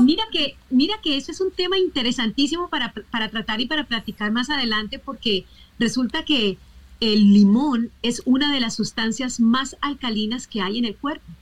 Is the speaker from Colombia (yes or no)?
yes; Colombia; yo soy colombiana